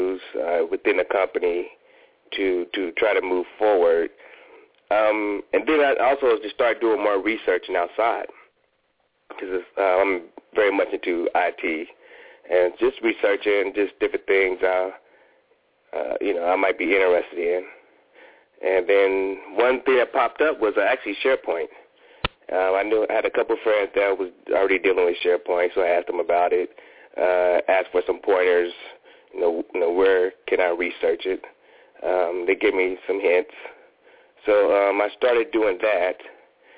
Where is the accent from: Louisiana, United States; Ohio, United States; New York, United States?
Ohio, United States; also born or lived in Washington, D.C. / Fort Worth, Texas; now in Atlanta, United States; I'm from Ohio